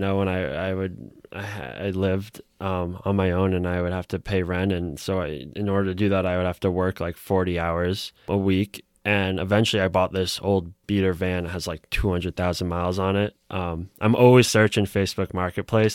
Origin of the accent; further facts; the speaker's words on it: Newton, Massachusetts, United States; I grew up in Newton